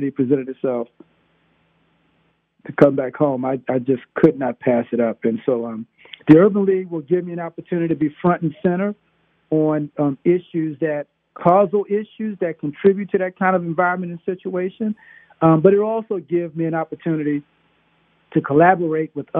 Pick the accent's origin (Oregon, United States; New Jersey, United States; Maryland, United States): Maryland, United States; Baltimore; moved away as an adult; from Whitelock Street. Now, Whitelock Street is a prominent street in the Reservoir Hill community in Baltimore City.